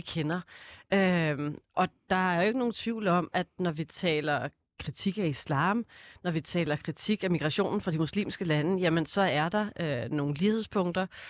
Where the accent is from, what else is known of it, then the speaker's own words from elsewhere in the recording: Snekkersten, Capital Region of Denmark, Denmark; also born or lived in Copenhagen / Kastrup; født i København og vokset op de første 10 år ude i Kastrup i et rækkehuskvarter, øh, kvarter, okay. og så flyttede jeg til Snækkersten, da jeg var 10